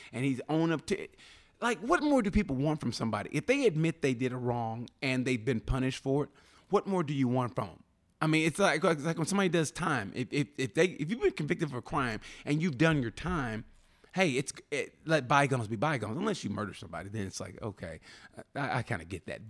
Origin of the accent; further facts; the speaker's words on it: Muskogee, Oklahoma, United States; moved away; I grew up in Muskogee, Oklahoma